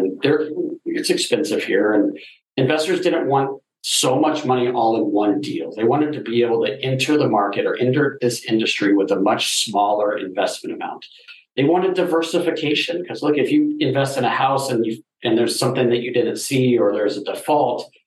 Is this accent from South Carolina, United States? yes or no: no; Denver, Colorado, United States; I'm from Denver